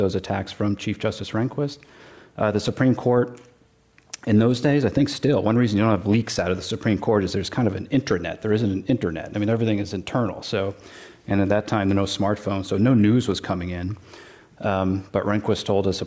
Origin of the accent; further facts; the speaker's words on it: Connecticut, United States; moved away as an adult; also born or lived in Washington, D.C.; now in Bay Area, United States; I grew up in Connecticut, went to public schools